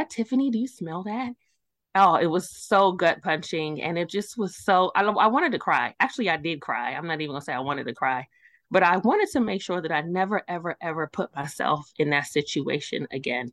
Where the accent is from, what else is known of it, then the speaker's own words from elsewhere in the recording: New York City, New York, United States; moved away; I'm originally from Brooklyn, New York. I am an East Coast born and raised